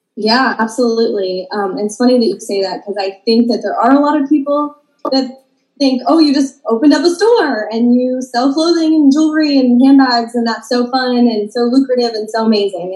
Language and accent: English; Maryland, United States; moved away as an adult; now in North Carolina, United States; I'm originally from Maryland